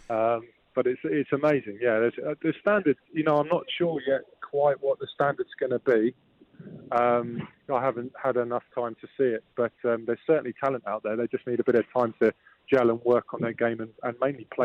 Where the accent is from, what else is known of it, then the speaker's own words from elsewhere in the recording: Germany; born there; I was born in in Germany uh, due to my dad being in the forces.